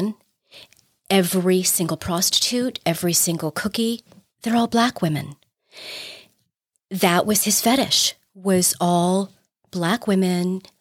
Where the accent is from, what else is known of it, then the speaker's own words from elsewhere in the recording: New York, United States; I'm a New Yorker